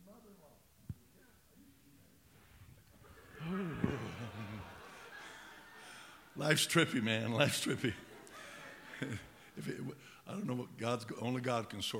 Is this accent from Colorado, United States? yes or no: yes; Pueblo, Colorado, United States; also born or lived in Cañon City, Colorado / Rye, Colorado; my mother married my stepdad, and we moved from Pueblo